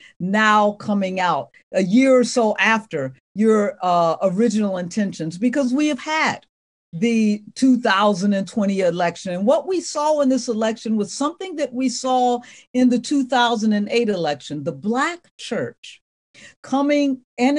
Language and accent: English; Ohio, United States; I'm from Ohio